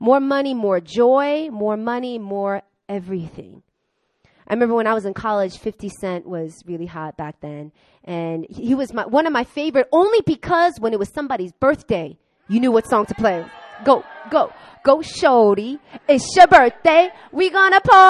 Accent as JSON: {"language": "English", "area": "Long Island", "region": "New York", "country": "United States", "tie": "born or raised there", "said": "I grew up in Long Island with a lot of rich, white, Jewish people"}